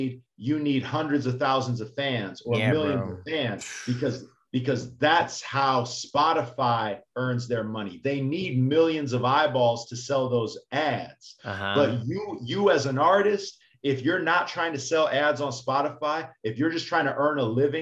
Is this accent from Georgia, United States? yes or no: no; Chicago, Illinois, United States; also born or lived in New York; now in Miami, United States; I lived in New York for 4 years, but I'm from Chicago, and now I'm in South Beach